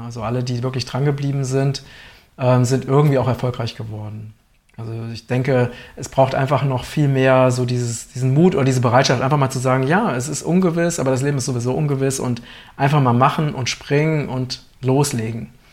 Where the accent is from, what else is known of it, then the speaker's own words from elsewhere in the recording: Germany; als Deutsche